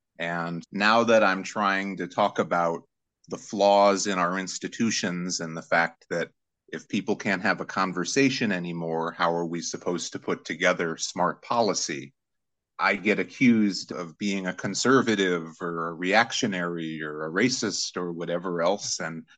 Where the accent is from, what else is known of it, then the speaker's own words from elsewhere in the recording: St. Louis, Missouri, United States; Oh, I'm originally from St. Louis, Missouri, and I'm actually talking to you from St. Louis right now, but I spend most of my year in New York.